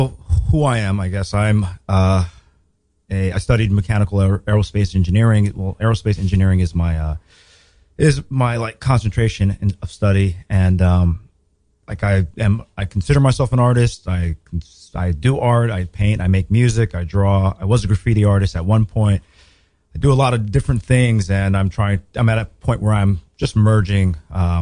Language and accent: English; Los Angeles, California, United States; I grew up in South Central Los Angeles